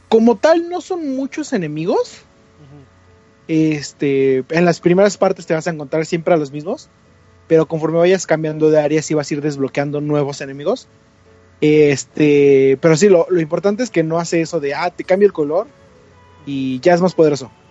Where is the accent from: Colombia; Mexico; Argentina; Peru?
Mexico; somos mexicanos